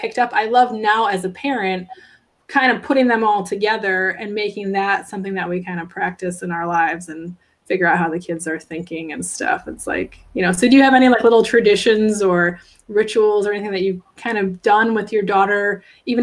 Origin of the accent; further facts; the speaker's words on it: Chicago, Illinois, United States; I grew up in Chicago